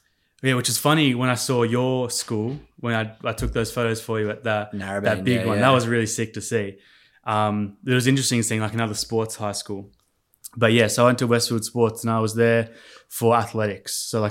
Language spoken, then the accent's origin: English; Adelaide, South Australia, Australia; born there; Yeah. So I was actually born in Adelaide, South Australia.